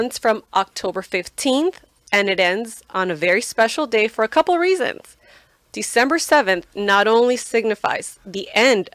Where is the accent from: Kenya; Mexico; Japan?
Mexico; Guadalajara, Jalisco; moved away; also born or lived in Santa Ana, California; I am a proud Mexican from the city of Guadalajara, state of Jalisco